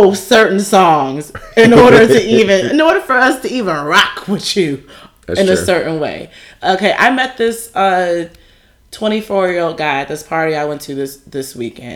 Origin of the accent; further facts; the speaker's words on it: Richton Park / Park Forest, Illinois, United States; also born or lived in Chicago, Illinois; I was born in Chicago and raised in Richland Park Forest